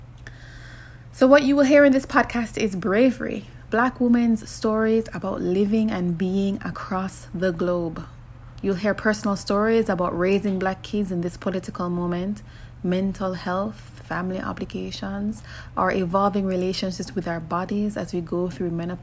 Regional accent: Jamaica; I grew up in Jamaica in one of those close-knit families

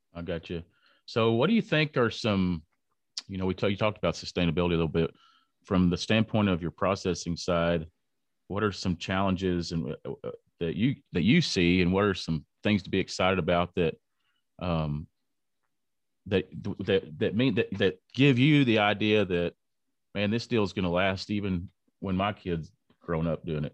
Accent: Lubbock, Texas, United States; I am from Lubbock, Texas

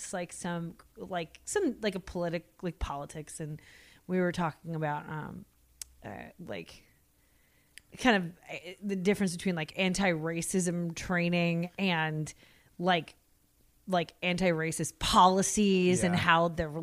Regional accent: United States; I'm American.

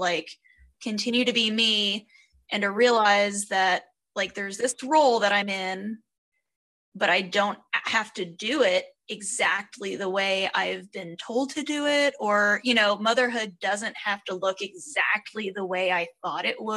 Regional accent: United States; being an American

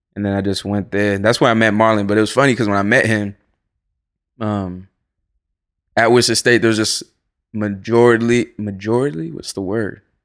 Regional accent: Florida, United States; moved away as an adult; also born or lived in Salem, Massachusetts / Boston, Massachusetts; now in Los Angeles, United States; I was raised in Florida

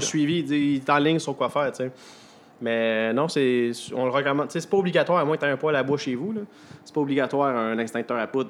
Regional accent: Repentigny, Quebec, Canada; moved away as an adult; now in Sept-Îles, Canada; je viens de l'extérieur, moi, je viens de Repentigny

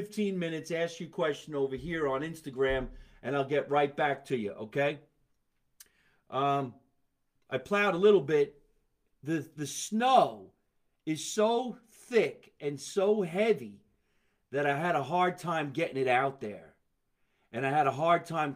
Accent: Scotch Plains, New Jersey, United States; here in my hometown, Scotch Plains, New Jersey.

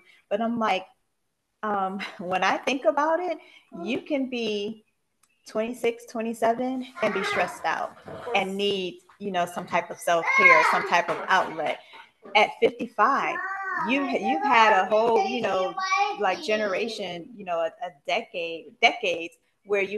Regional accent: Buffalo, New York, United States; now in Marietta, United States; Buffalo, New York, my hometown

